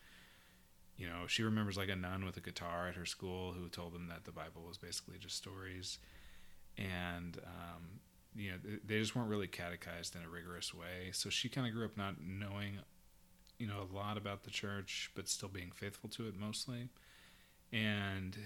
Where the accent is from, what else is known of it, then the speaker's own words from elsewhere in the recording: Sugar Land, Texas, United States; St. Lawrence, where I grew up in Sugar Land.